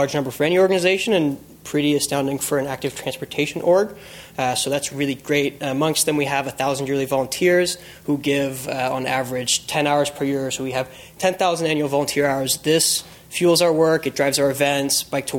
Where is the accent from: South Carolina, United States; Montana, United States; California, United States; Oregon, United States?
California, United States; San Francisco; moved away as an adult; also born or lived in Los Angeles; being born and raised in San Francisco